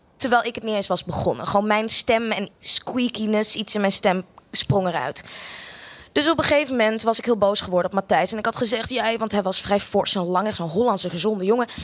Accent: Australia; moved away; also born or lived in Amsterdam, Netherlands; Ik eh, ben eh, geboren in Amsterdam. Sorry, ik ben een heel groot deel van mijn leven opgegroeid ook in Australië

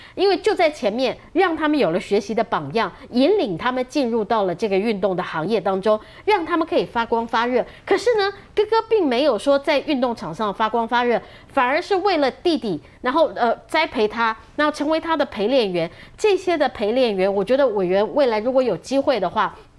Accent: Taiwan; 我们台湾人

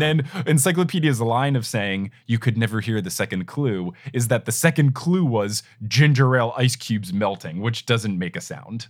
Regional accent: Jersey Shore, New Jersey, United States; I grew up on the Jersey Shore

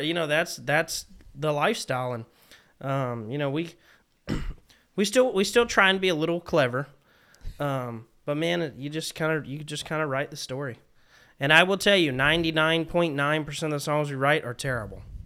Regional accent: South Carolina, United States; I'm from South Carolina

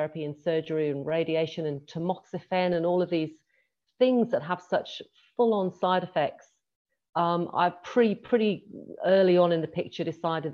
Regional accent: England, United Kingdom; now in Australia; I live in Australia. I was born in England. I born and grew up in England.

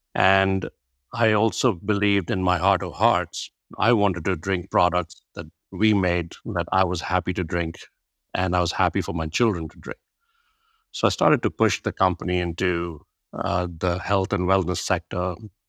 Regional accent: India; my background is born and brought up in India, and my dad was a fighter pilot. So I went to 13 different schools in 6 different states, spoke 4 or 5 different languages.

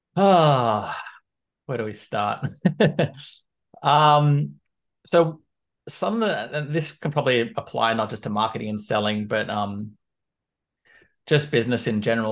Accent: Canberra, Australian Capital Territory, Australia; moved away as an adult; now in London, United Kingdom; I was born and raised in Canberra, which is the capital of Australia

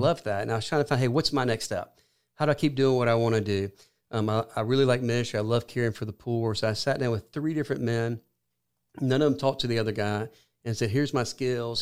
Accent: Columbus, Georgia, United States; also born or lived in Athens, Georgia; I'm from Columbus, Georgia

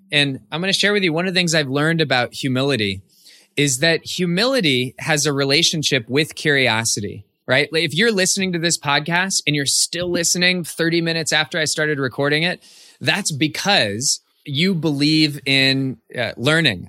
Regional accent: Cupertino, California, United States; I grew up in the Bay Area of California, and I, I share that because my hometown was Cupertino.

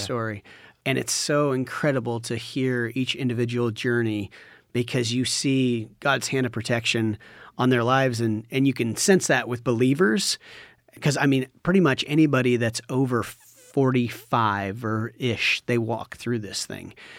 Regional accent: Washington, United States; born or raised there; moved away as an adult; now in Cambodia

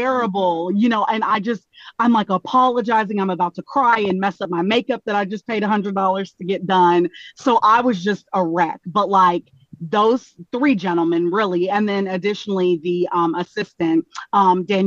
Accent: Bullard, Texas, United States; moved away as an adult; now in East Coast, United States; I'm originally from a small town in Texas, Bullard, Texas

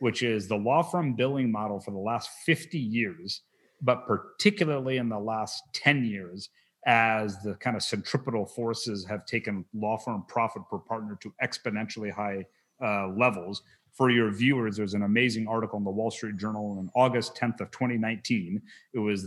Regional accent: Wichita, Kansas, United States; moved away; I was raised in Wichita

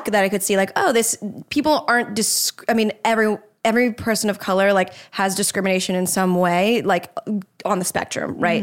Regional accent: Jacksonville, Florida, United States; moved away; I grew up in Jacksonville.

